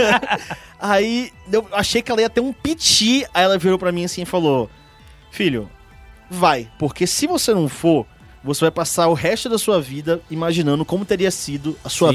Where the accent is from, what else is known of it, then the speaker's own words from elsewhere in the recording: Bahia, Brazil; eu produzi evento de anime em Salvador né? Que eu sou da Bahia